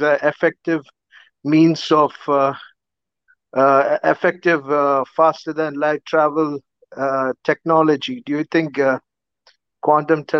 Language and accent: English; Kerala, India; I'm from Kerala